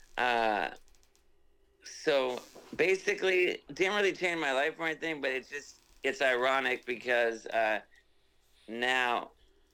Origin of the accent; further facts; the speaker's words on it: Southern California, United States; I'm from Southern California